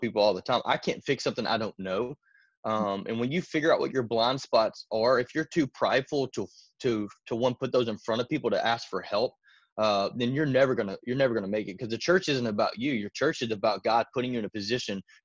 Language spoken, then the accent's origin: English; Arkansas, United States; moved away as an adult; now in Tennessee, United States; I'm originally from Arkansas